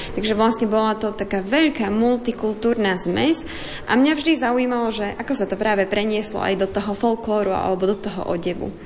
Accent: Spišské Podhradie, Košice Region, Slovakia; pochádzam priamo zo Spišského podhradia.

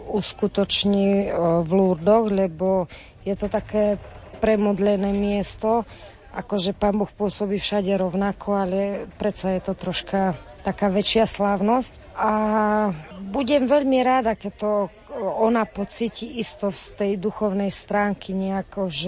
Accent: Trstená, Žilina Region, Slovakia; sme z Trstenej, z Oravy

